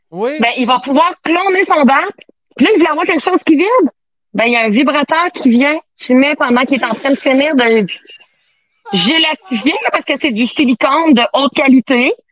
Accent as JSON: {"language": "French", "town": "Saint-Ferdinand", "region": "Quebec", "country": "Canada", "said": "Je viens, de Saint-Ferdinand."}